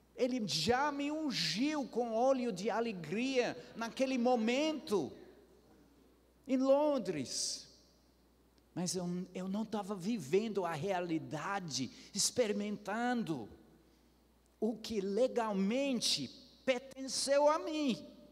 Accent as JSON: {"language": "Portuguese", "region": "Ceará", "country": "Brazil", "said": "como boa cearense"}